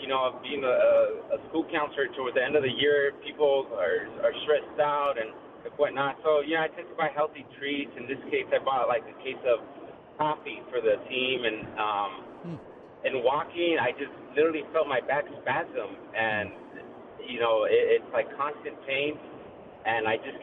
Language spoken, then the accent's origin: English; Bell Gardens, California, United States; I grew up in L.A., specifically in Bell Gardens, so I went to Bell Gardens High School